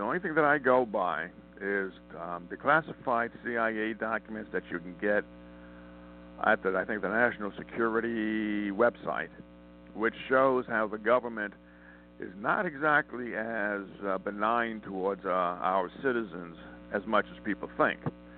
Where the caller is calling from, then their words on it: Montana, United States; I'm calling from Montana.